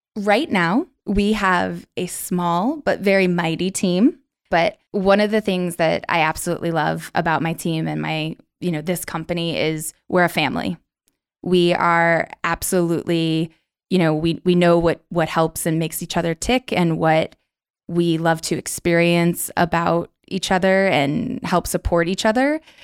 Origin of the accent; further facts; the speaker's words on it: New York, United States; moved away as an adult; now in Orlando, United States; I'm originally from New York